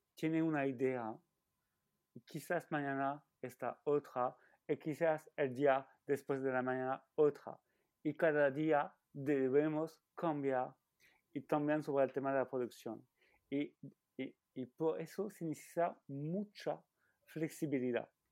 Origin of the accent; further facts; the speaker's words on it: France; Spanish is a second language; also born or lived in Valencia / Grenoble; now in Paris, France; soy francés y eh, estoy viviendo entre París y Valencia